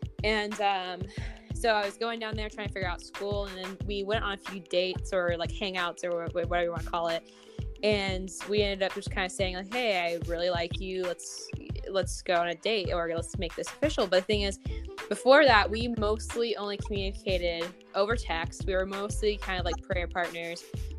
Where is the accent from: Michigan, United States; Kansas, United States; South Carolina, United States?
South Carolina, United States; now in Minnesota, United States; I'm currently living in Minnesota, and I'm originally from South Carolina, so if my voice and accent sound weird, that's why. I'm a little bit from everywhere.